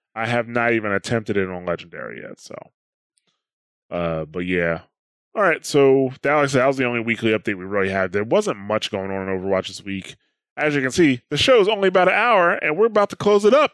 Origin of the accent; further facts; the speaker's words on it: New Jersey, United States; I'm from New Jersey. That's just the way I talk